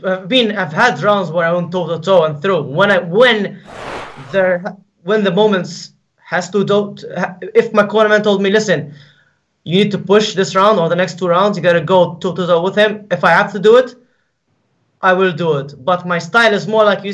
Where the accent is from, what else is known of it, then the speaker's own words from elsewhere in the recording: Malta; I'm from Malta.